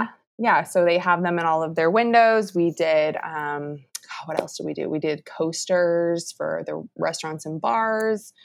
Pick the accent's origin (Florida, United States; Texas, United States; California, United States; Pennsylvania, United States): Texas, United States; Round Rock; it's actually my hometown, so it's a good place to be